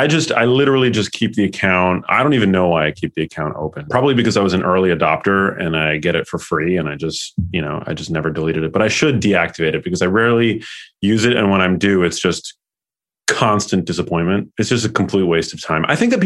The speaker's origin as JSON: {"language": "English", "town": "New York City", "region": "New York", "country": "United States", "tie": "born or raised there", "said": "I'm 38. I'm from New York City. So born and raised in Murray Hill."}